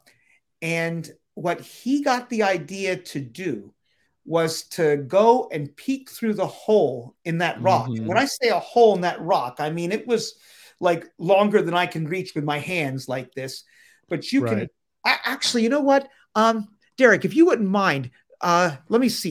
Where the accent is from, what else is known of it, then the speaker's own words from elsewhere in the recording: Pennsylvania, United States; my home state of Pennsylvania